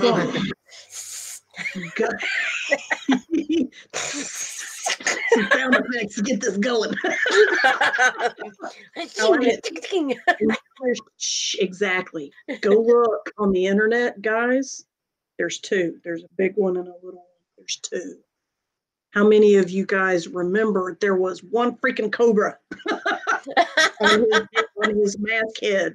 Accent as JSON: {"language": "English", "town": "Greensboro", "region": "North Carolina", "country": "United States", "tie": "born or raised there", "said": "I was growing up outside of Greensboro, North Carolina at the time"}